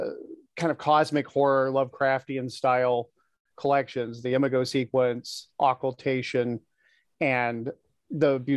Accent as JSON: {"language": "English", "region": "Alaska", "country": "United States", "tie": "born or raised there", "moved": "as an adult", "said": "being born and raised in Alaska, living there for the first 25 years of my life"}